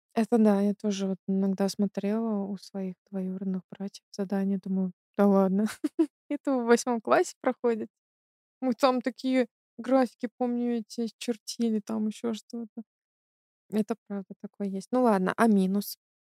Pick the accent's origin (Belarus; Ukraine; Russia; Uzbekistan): Belarus; now in Germany; я из Беларуси, я кроме как в своем городе и в Минске нигде не была